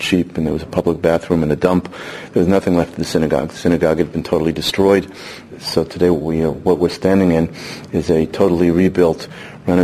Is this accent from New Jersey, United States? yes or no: yes; New Jersey, United States; moved away as an adult; now in Hebron, West Bank; I grew up in New Jersey